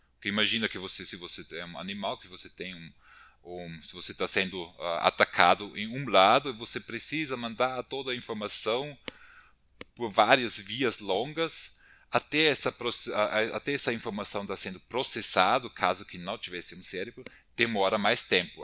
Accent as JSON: {"language": "Portuguese", "country": "Austria", "also_born_or_lived": "Brazil", "moved": "as an adult", "lives_now": "São Paulo, Brazil", "said": "eu sou austríaco, formado na Universidade de Viena, Áustria"}